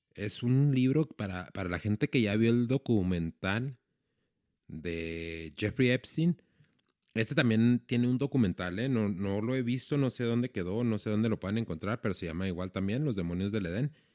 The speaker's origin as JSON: {"language": "Spanish", "town": "Ciudad Juárez", "region": "Chihuahua", "country": "Mexico", "tie": "born or raised there", "said": "estoy en mi ciudad, en donde yo nací, donde crecí, en Ciudad Juárez"}